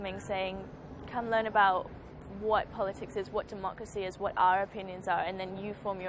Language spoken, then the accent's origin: English; Hong Kong; I'm Hong Kong and I'm from Hong Kong.